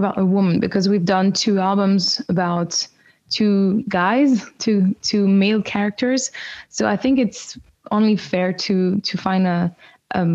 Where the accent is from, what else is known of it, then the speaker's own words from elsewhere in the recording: French-speaking part of Switzerland, Romandy, Switzerland; I grew up in the French-speaking part of Switzerland